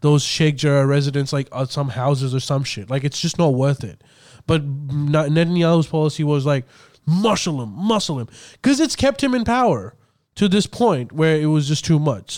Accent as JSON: {"language": "English", "country": "Pakistan", "tie": "born or raised there", "also_born_or_lived": "St. George area, Sydney, Australia", "moved": "yes", "lives_now": "Sydney, Australia", "said": "when I was growing up in Pakistan"}